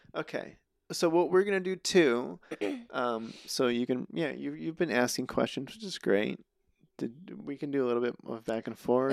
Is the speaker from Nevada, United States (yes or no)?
yes; Reno, Nevada, United States; moved away as an adult; also born or lived in Albuquerque, New Mexico / Chama, New Mexico / Winnemucca, Nevada; now in Los Angeles, United States; I grew up in Reno, um, all the way through college